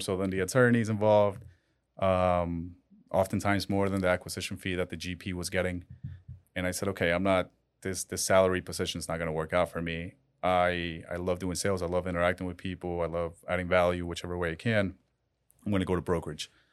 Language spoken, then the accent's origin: English; Colombia; now in Miami, United States; I was born in Colombia